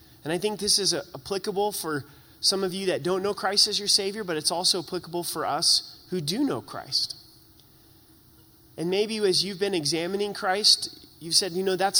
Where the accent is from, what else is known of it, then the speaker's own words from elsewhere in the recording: Southern Oregon, United States; now in Colorado, United States; I grew up in Southern Oregon.